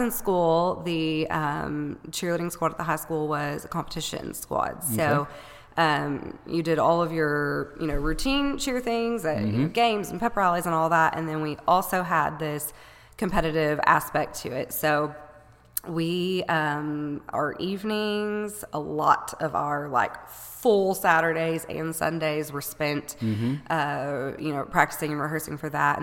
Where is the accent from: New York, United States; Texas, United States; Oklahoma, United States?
Texas, United States; Paris; also born or lived in Georgetown, Texas; I am from right here in Paris, Texas, for the most part. I was born here